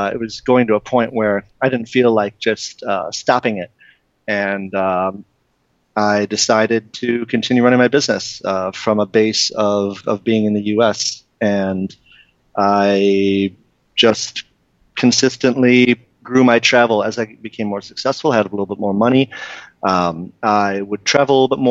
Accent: Detroit, Michigan, United States; I was born and raised in Detroit, and I grew up just in a suburb, maybe 20 minutes outside the city

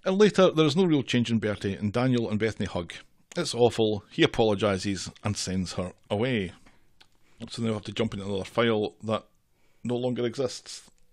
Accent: Scotland, United Kingdom; I'm Scottish and forty-six.

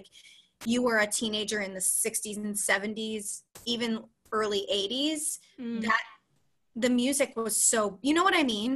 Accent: Philadelphia, Pennsylvania, United States; moved away as an adult; also born or lived in Texas; now in New York City, United States; I grew up in Philadelphia, Pennsylvania

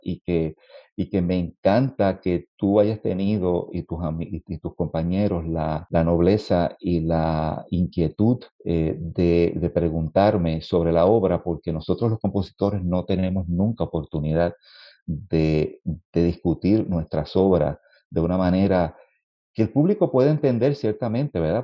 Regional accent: Puerto Rico; compositor puertorriqueño

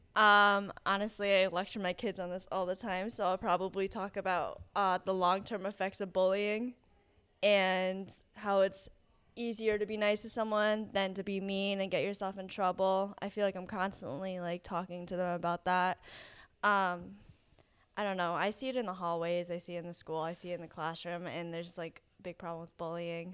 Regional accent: East Greenwich, Rhode Island, United States; also born or lived in South Korea; I grew up in East Greenwich, um, but I, I'm originally from South Korea.

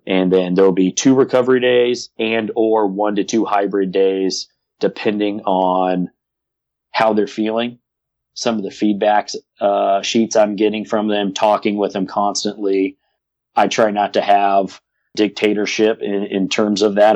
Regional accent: South Pasadena, California, United States; I grew up in Pasadena, California, South Pasadena to be specific

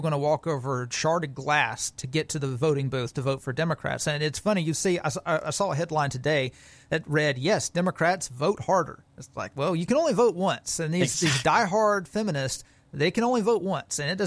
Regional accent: Alabama, United States; I'm from Alabama

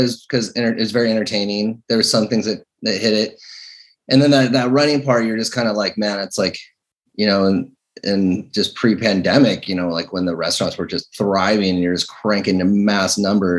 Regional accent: Seattle, Washington, United States; I'm from Seattle

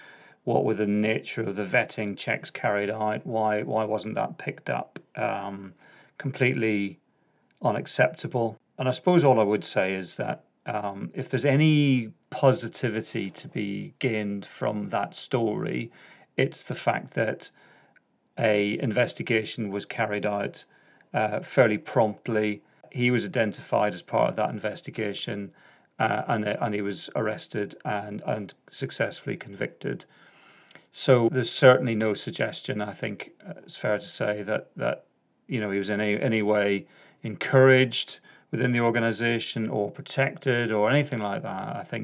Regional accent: Northern Ireland, United Kingdom; accent: Northern Ireland; So that's my Northern Ireland accent.

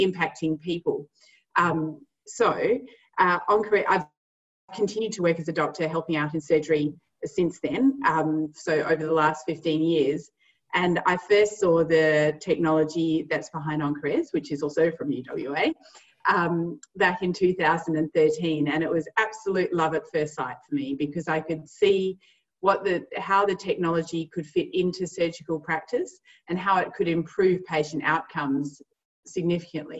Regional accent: Perth, Western Australia, Australia; also born or lived in South Africa; I grew up in South Africa till I was eight, and feel very fortunate that my family moved to Australia, because Perth is the most wonderful spot to live, to grow up, and to raise your kids

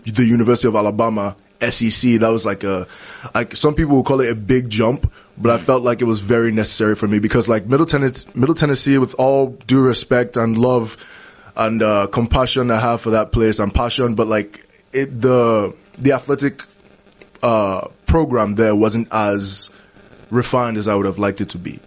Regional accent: Lagos, Nigeria; moved away as an adult; grew up in Lagos, Nigeria. I was mm. born there. I grew up there. Spent 19 years of my life there

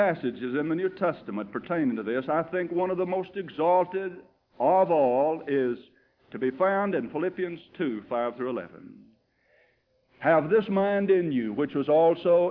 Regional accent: United States; As an American

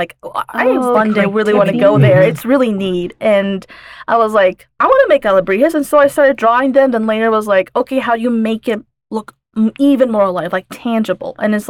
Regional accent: Logan, Utah, United States; also born or lived in Layton, Utah; I grew up here in Utah. Logan, but then we later moved here in Layton, and now to Far West. So we moved a lot.

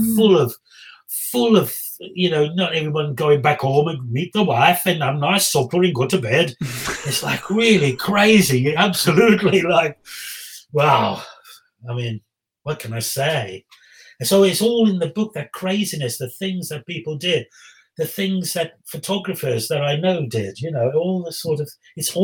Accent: Black Country, West Midlands, United Kingdom; I'm from the Black Country

